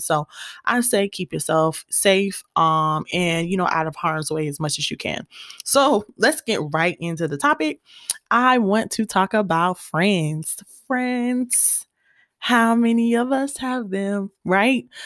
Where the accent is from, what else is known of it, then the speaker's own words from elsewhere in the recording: Gwinnett County, Georgia, United States; I'm from Gwinnett, and you know I always gotta represent.